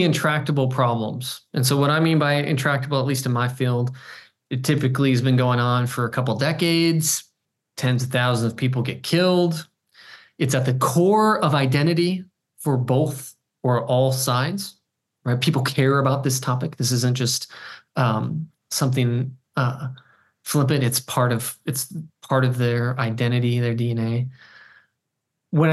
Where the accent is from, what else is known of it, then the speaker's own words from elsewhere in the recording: North Dakota, United States; I'm from North Dakota